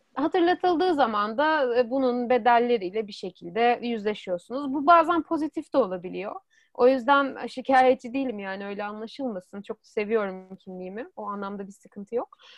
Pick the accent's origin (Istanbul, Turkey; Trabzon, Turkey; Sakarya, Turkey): Istanbul, Turkey; moved away as an adult; now in Europe; İstanbul'da doğdum. İstanbul'da büyüdüm